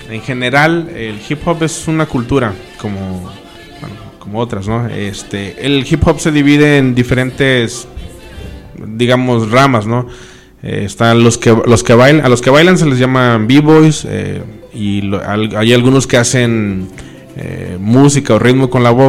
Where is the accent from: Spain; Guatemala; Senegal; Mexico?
Mexico; Veracruz; Bueno, pues yo soy, bueno, no jarocho, pero sí del estado, ¿no? 100%. Eh, vine a vivir aquí a Cuatza hace ya muchos años